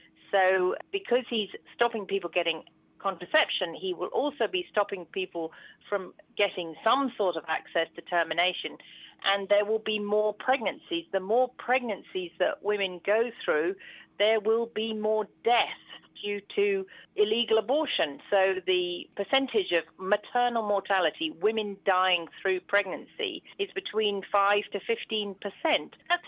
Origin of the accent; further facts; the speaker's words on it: United Kingdom; moved away as an adult; I'm a British gynaecologist, but I have worked abroad since I was 30. I'm now in my middle 50s.